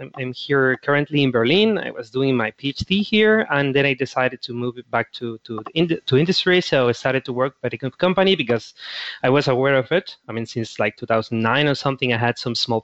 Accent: Chile; moved away; Back in my country, I'm from Chile

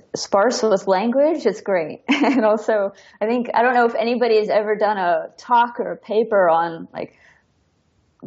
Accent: United States; now in Berlin, Germany; as an American

